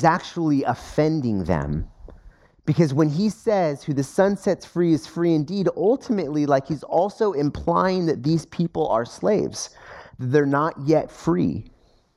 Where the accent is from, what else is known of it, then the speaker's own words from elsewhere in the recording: United States; as an American.